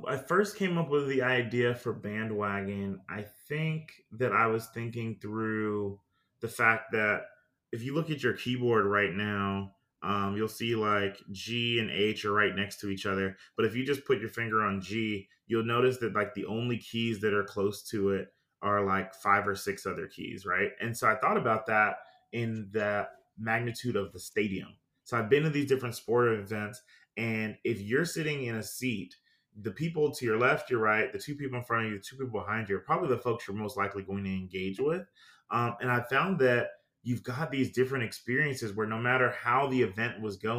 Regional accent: Greenville, South Carolina, United States; I told them, hey, look, I'm from Greenville, South Carolina.

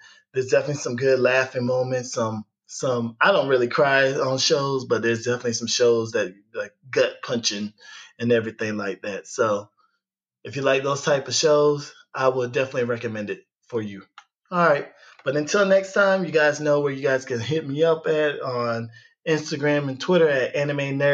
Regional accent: United States; growing up in America

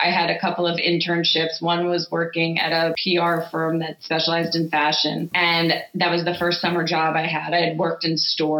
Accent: New York, United States; growing up in the Five Towns and the South Shore of Long Island

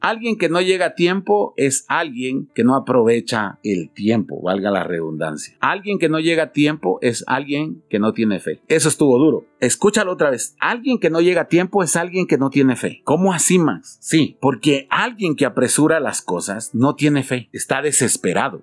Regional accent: Guatemala; ¿cómo somos los chapines?

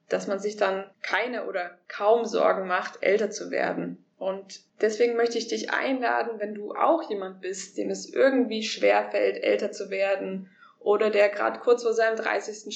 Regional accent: Germany; moved away as an adult; verlasse Deutschland, meine Heimat, das, was ich kenne

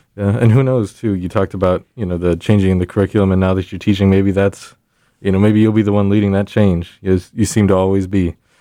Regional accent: San Antonio, Texas, United States; I'm from San Antonio

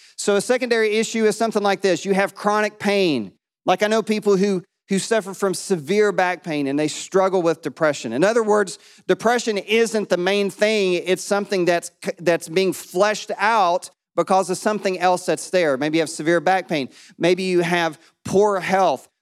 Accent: East Tennessee, United States; now in Murfreesboro, United States; I'm from East Tennessee. My dad's still in Kingsport

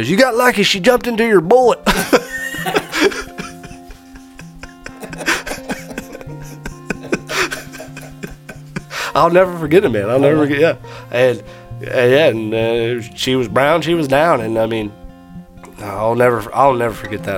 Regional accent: Indiana, United States; We're from Indiana.

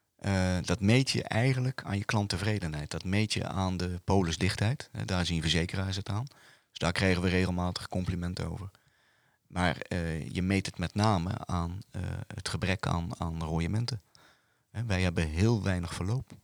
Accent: Bergen op Zoom, North Brabant, Netherlands; moved away as an adult; now in Roosendaal, Netherlands; ik kom uit Bergen op Zoom. En ik ben 28 jaar geleden in Roosendaal gaan wonen.

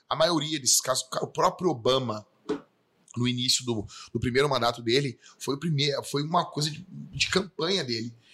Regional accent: Porto Alegre, Rio Grande do Sul, Brazil; Eu me criei numa vila aqui, Campo da Tuca, e me criei no Morro da Cruz, entendeu?

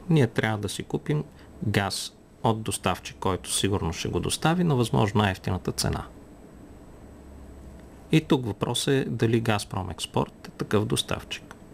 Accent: Bulgaria; когато Русия ни сложи като българи в списъка с неприятелски държави

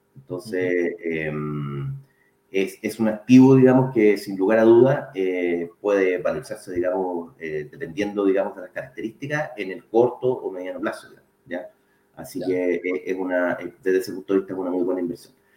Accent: Santiago, Santiago Metropolitan Region, Chile; moved away as an adult; now in Puerto Montt, Chile; yo originalmente soy de Santiago, ya nací y criado en Santiago.

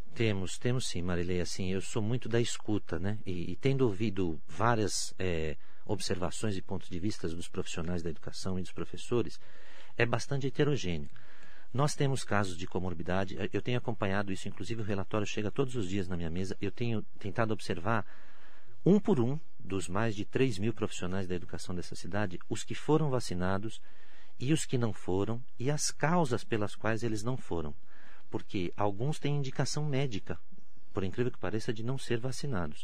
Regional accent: São Caetano do Sul, São Paulo, Brazil; moved away as an adult; now in Mogi das Cruzes, Brazil; nasci em São Paulo, mas sempre morei em São Caetano do Sul

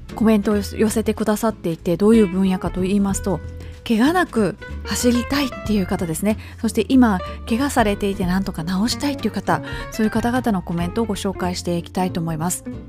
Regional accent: Kobe, Hyogo, Japan; moved away; 私の実家は神戸市須磨区というところ

